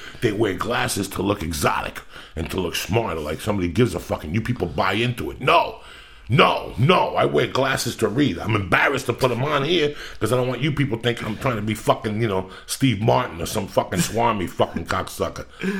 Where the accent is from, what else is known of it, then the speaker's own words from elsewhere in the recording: Cuba; now in United States; when I came from Cuba on the raft